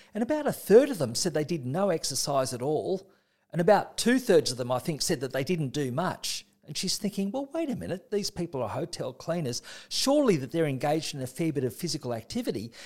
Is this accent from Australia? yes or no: yes; Australia; as an Australian